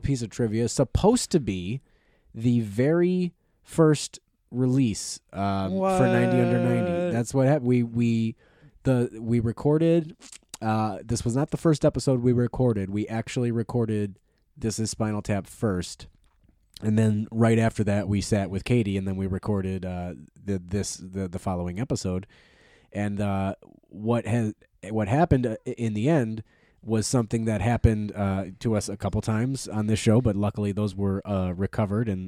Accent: United States; We're Americans, so we celebrate the secular Christmas

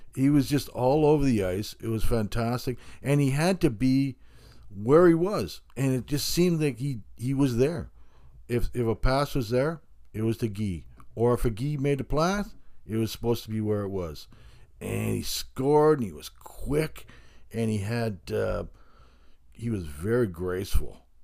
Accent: Hamilton, Ontario, Canada; I grew up in Hamilton

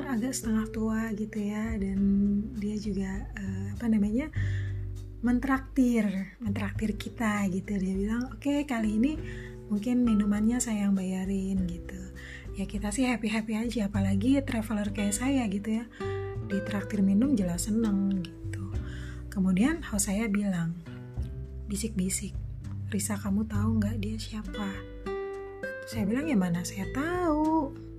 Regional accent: Indonesia; saya yang dari Indonesia

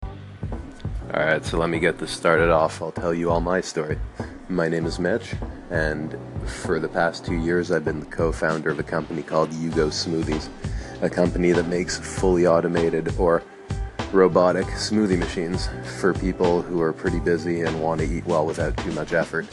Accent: Montreal, Quebec, Canada; also born or lived in New York; we came back to my hometown of Montreal

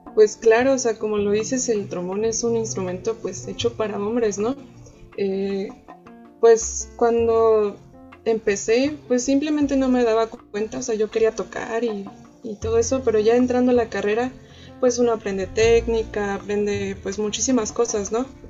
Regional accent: Xalapa, Veracruz, Mexico; also born or lived in Hermosillo, Sonora; yo a la edad de 7 años, o 8 más o menos, eh, viajé a la ciudad de Veracruz porque, bueno, a la ciudad de Jalapa, en el estado de Veracruz.

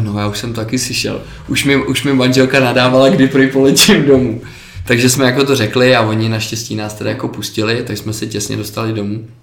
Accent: Czechia; my jsme Češi

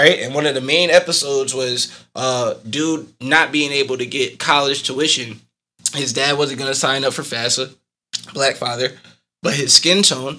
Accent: Arkansas, United States; also born or lived in Ghana; my parents are from Ghana. I was born there, but I have nothing, no clue about it. I grew up in Arkansas.

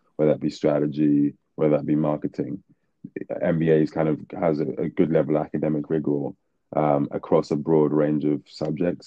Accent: Nigeria; now in London, United Kingdom; moved back to Nigeria for about sort of nine ten years

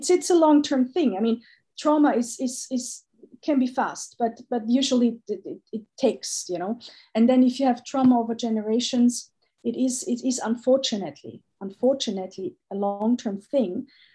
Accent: Austria; I was born in Austria, but I've never felt like an Austrian

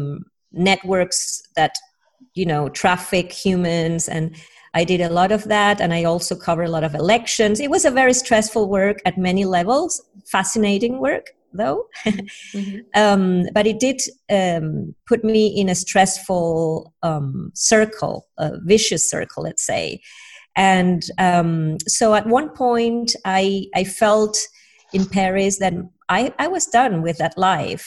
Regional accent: Caracas, Capital District, Venezuela; English is a second language; moved away as an adult; also born or lived in England; I was about to start studying journalism in Caracas, where I'm from.

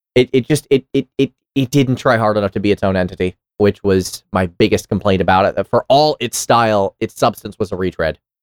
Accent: New York City, New York, United States; I grew up in New York City, and I took the subway a lot

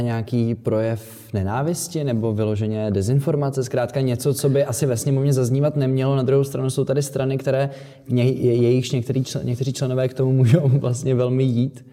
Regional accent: Czechia; my jako Češi, Česká republika

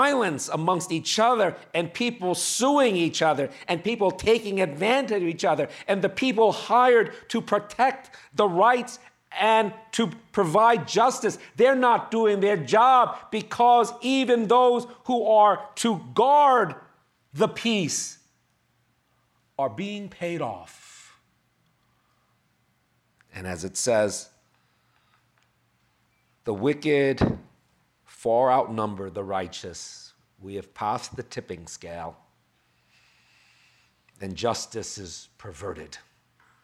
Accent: New York, United States; I'm from New York

